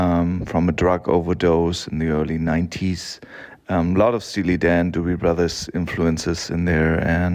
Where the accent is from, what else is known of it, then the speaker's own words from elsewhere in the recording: Hamburg, Germany; from Hamburg in Germany.